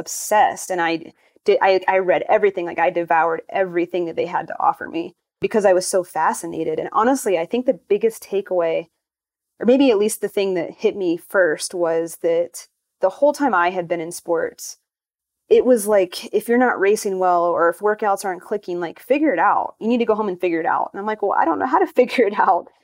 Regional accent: North Carolina, United States; I grew up in North Carolina

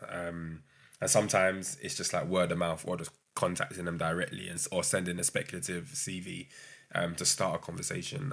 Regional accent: London, United Kingdom; also born or lived in Brighton; growing up in London, I went to uni in Brighton

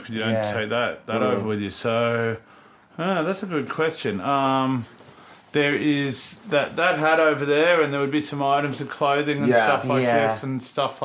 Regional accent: Australia; moved away as an adult; now in London, United Kingdom; I'm from Australia

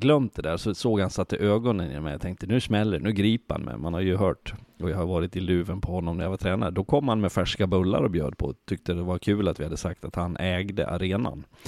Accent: Sweden; also born or lived in Switzerland; vi svenskar håller ihop

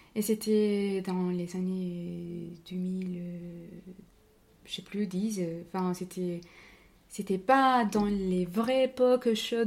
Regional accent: Cali, Valle del Cauca, Colombia; French is a second language; moved away as an adult; also born or lived in Bogotá, Colombia / Palmira, Colombia; now in Bordeaux, France; je suis née et, euh, à Cali. Moi, j'ai vécu toute ma vie euh, dans son petit village qui est juste à côté de Cali. Mais on va dire que ma, euh, mon enfance et mon adolescence étaient passées entre Cali et ces petites villes-là.

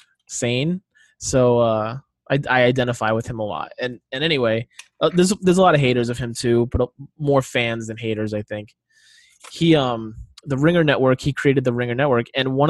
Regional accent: Rhode Island, United States; I grew up in Rhode Island. Huge Celtics, Patriots, Red Sox fans.

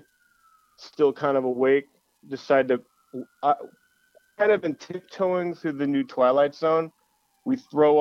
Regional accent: Los Angeles, California, United States; we're from Los Angeles

